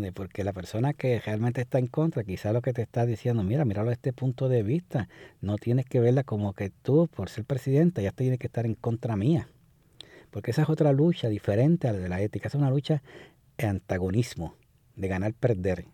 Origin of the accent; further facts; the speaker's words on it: Puerto Rico; como puertorriqueños